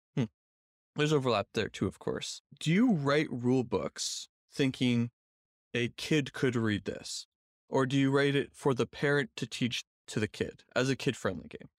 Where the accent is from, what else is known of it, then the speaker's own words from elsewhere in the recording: Canada; I'm a Canadian